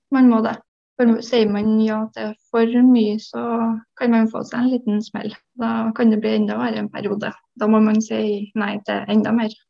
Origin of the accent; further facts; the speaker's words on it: Trøndelag, Norway; also born or lived in Oslo; Jeg flytta jo fra Oslo tilbake til Trøndelag igjen etter det